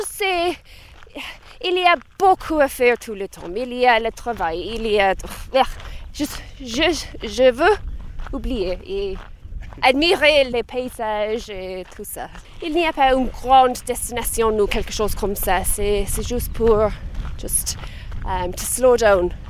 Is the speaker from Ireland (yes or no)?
yes; Ireland; French is a second language